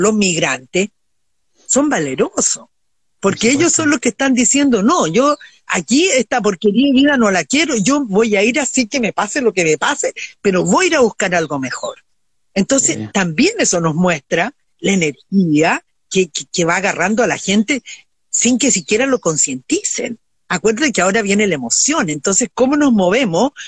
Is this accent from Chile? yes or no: yes; Viña del Mar, Valparaíso, Chile; yo me crié en Viña